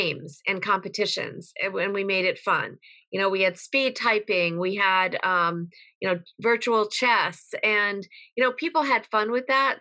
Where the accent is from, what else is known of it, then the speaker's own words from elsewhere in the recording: Connecticut, United States; I was raised in Connecticut